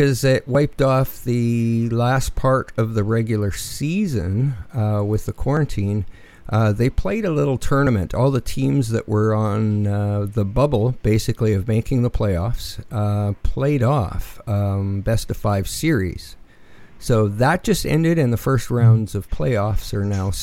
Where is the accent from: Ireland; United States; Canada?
Canada; as a Canadian